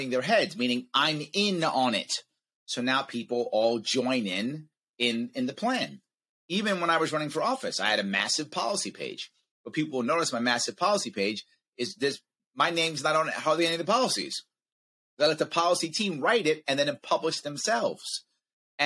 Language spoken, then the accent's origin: English; United States; as an American